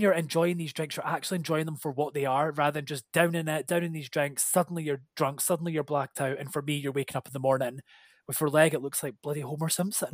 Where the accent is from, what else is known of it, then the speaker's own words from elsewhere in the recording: Scotland, United Kingdom; we're Scottish